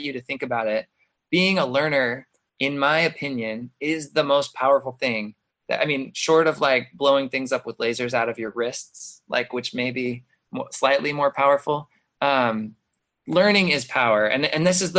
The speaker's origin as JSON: {"language": "English", "town": "Mesa", "region": "Arizona", "country": "United States", "tie": "born or raised there", "also_born_or_lived": "Boston, Massachusetts / San Francisco area / Milwaukee, Wisconsin", "moved": "as an adult", "said": "I came back to Mesa, which I grew up in Mesa, but I had left."}